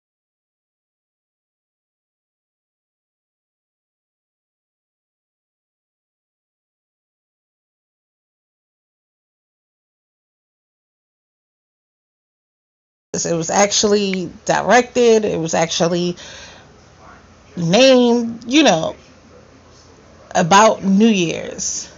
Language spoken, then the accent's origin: English; New York, United States; I'm from New York